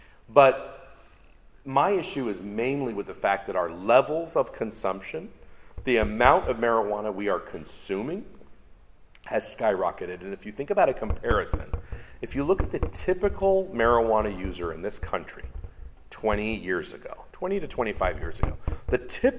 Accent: California, United States; it started in my home state, California, in 1996

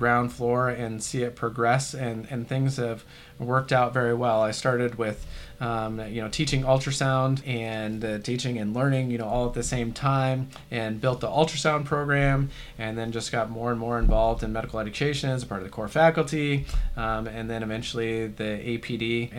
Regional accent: Kansas, United States; also born or lived in Washington / North Dakota; I was born in Washington State and moved to North Dakota, and then finished out like high school and stuff in Kansas.

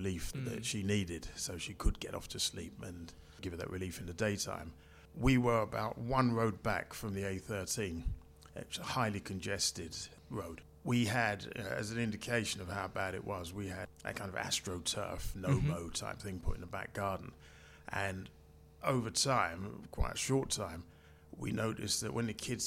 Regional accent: London, United Kingdom; also born or lived in Canning Town, London; now in Shooters Hill, London, United Kingdom; I was born in Plaistow, East London, and spent my primary school years in the 70s living in the area. I also lived in Canning Town, and now I've moved over to South East London, okay. Shooters Hill.

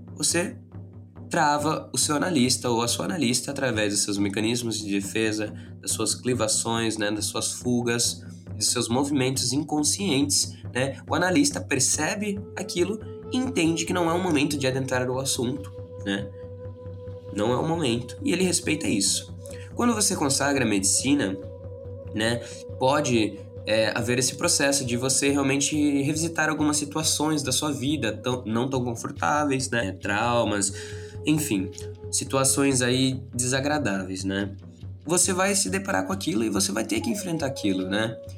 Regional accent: Brazil; nós brasileiros

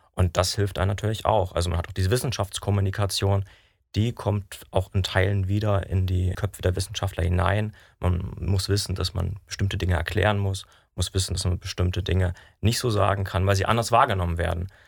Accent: Dresden, Saxony, Germany; moved away; ich komme ursprünglich aus Dresden

